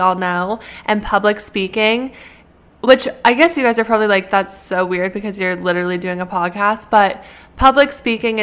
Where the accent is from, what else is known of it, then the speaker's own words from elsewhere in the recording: Canada; moved away as an adult; now in United States; I'm a Canadian citizen that is going to school in the US.